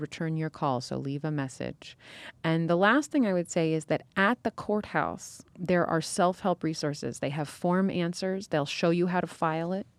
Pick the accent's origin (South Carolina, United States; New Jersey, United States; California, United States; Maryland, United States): California, United States; I grew up in California